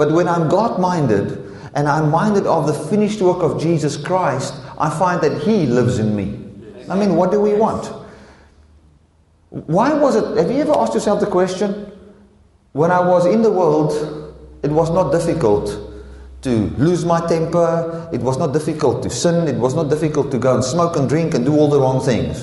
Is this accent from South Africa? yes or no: yes; South Africa; most of the grown-ups here, we come out of the apartheid era